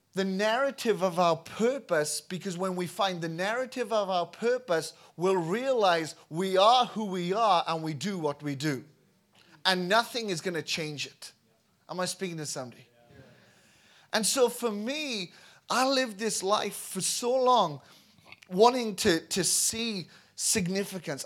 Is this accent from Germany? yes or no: no; Wales, United Kingdom; moved away as an adult; I was born in Wales, uh, raised in Wales, and in two thousand five left Wales